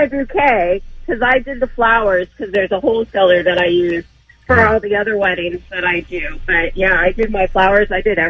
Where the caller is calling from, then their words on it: Murrieta, California, United States; I'm calling from Marietta.